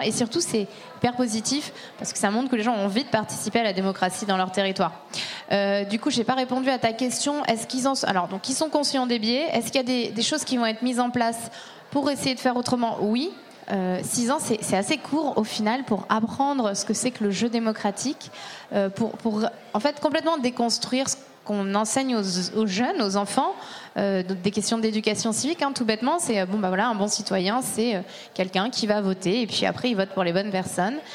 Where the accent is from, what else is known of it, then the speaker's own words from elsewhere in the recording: Burgundy, Bourgogne-Franche-Comté, France; je viens de Bourgogne